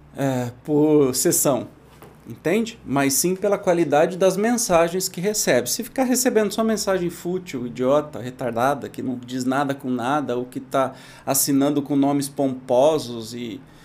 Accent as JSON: {"language": "Portuguese", "country": "Brazil", "tie": "born or raised there", "said": "Da minha infância, lá em Itajubi"}